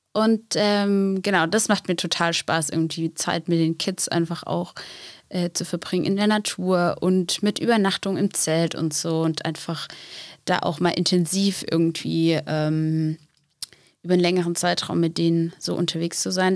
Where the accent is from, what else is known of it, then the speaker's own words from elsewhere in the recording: Black Forest, Baden-Württemberg, Germany; accent: Swabian; moved away as an adult; now in Seelow, Germany; ich komme aus dem Schwarzwald, ähm, genau, komme aus einem, ähm, ja, eigentlich auch einem relativ kleinen Dorf